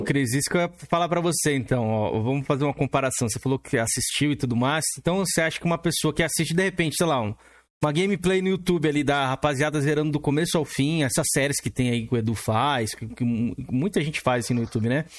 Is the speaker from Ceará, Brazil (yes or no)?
no; São Paulo, Brazil; eu sou aqui de São Paulo